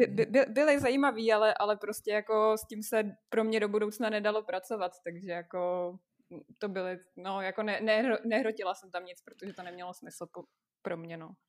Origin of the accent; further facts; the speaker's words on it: Russia; moved away; jsem z Ruska, je mi 26 let